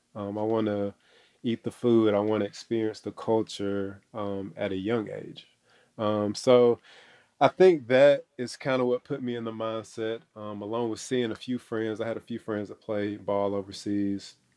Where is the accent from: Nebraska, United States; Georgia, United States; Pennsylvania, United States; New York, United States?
Georgia, United States; Athens; born and raised in Athens, Georgia